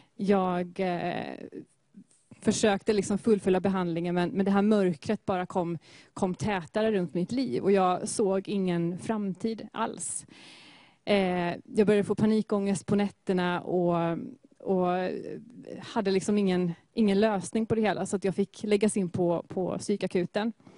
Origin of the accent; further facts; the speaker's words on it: Gothenburg, Västra Götaland, Sweden; är född och uppvuxen i Göteborg. Och i Askim